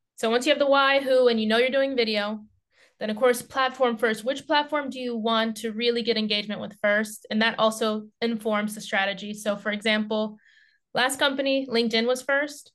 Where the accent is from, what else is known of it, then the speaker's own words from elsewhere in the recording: United States; now in Finland; an active life in Finland as an American